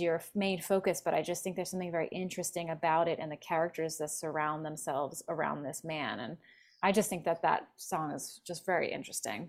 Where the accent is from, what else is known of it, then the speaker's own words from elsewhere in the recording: Philadelphia, Pennsylvania, United States; now in Los Angeles, United States; I'm from Philly originally mm-hmm. and and I live in LA.